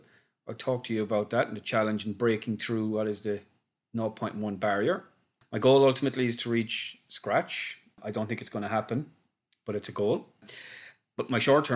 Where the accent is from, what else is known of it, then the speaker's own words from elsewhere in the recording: Cork, Munster, Ireland; now in Dublin, Ireland; I'm from Cork originally, living in Dublin in Ireland